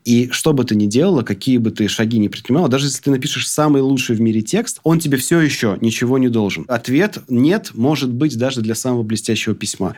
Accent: Krasnodar, Krasnodar Krai, Russia; А я тоже из Краснодара

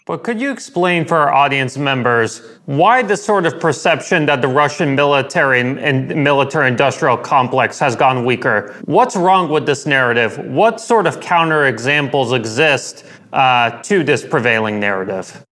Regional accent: United States; I grew up in the United States

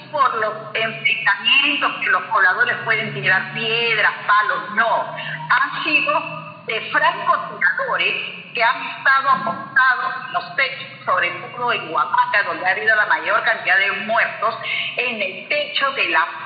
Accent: Peru; la dignidad que nosotros tenemos como pueblo, como peruanos, este, no puede seguir así ya.

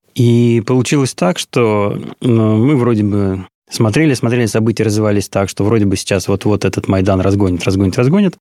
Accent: Odesa, Odesa Oblast, Ukraine; first language Russian; moved away as an adult; now in Moscow, Russia; большую часть жизни я провел в Одессе. Я там родился, там пошел в школу

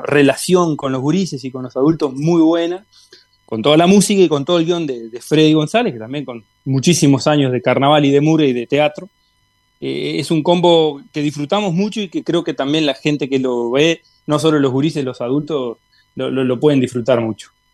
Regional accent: Tacuarembó, Uruguay; yo soy de Tacuarembó

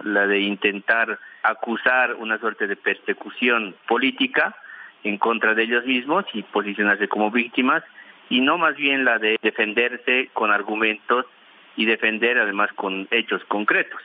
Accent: Bolivia; Nosotros tenemos que enfrentar como bolivianos

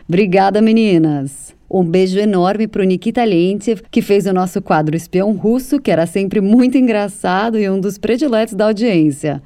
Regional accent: Brazil; now in Moscow, Russia; minha terra natal, de onde eu tenho tantas saudades

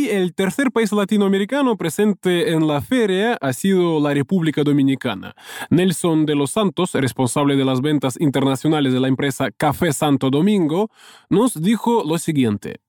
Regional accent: Russia; Yo por mi parte como ruso

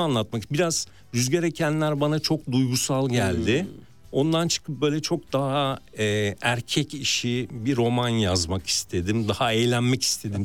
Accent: Istanbul, Turkey; Ben de Mardin kültürüyle İstanbul'da büyümüş.

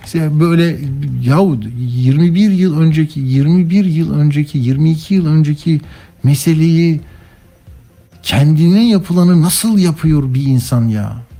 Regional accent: Istanbul, Turkey; ben İstanbullu olarak

